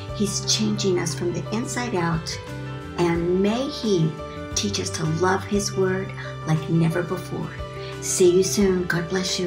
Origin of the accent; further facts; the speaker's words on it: Missouri, United States; I grew up in Missouri